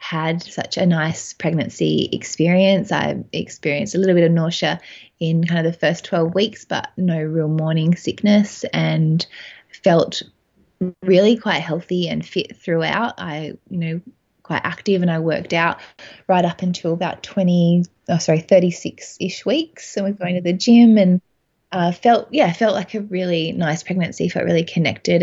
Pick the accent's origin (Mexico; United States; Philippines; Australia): Australia; Adelaide, South Australia; So I'm from Adelaide. We live in Adelaide with my husband, Dan